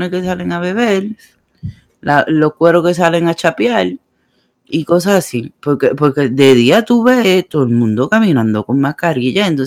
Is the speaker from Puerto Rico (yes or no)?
yes; Puerto Rico; moved away; En mi país quieren trancar los aeropuertos. no de Puerto Rico